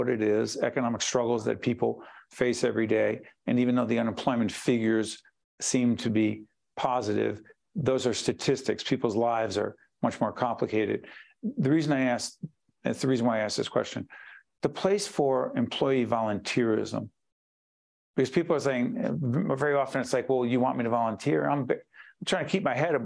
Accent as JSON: {"language": "English", "town": "Newark", "region": "New Jersey", "country": "United States", "tie": "born or raised there", "said": "I'm a Newarker, born and raised."}